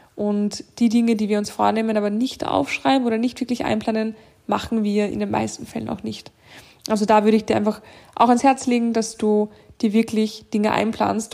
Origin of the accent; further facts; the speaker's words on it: Austria; bei uns in Österreich